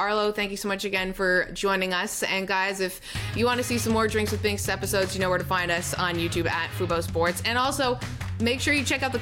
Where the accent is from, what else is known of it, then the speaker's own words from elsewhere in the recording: Canada; Now I'm Canadian.